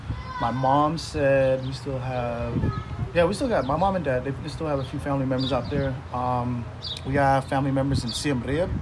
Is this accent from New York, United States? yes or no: no; Long Beach, California, United States; also born or lived in Thailand / Seattle; I think when I was like 4, we moved to Long Beach because my dad's side of the family's out here.